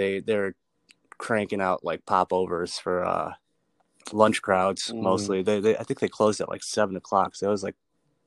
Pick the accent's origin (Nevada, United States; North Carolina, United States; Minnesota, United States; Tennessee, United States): Minnesota, United States; Apple Valley; I grew up in Apple Valley, Minnesota, south suburbs of Minneapolis